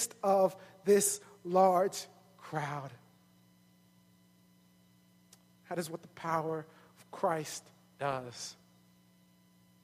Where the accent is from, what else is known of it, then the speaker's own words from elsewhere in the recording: New York City, New York, United States; I'm from New York